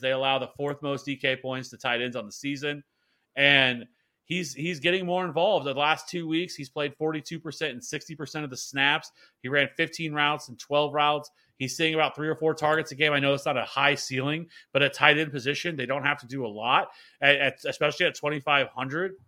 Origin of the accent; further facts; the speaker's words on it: Kansas City, United States; I'm from Kansas City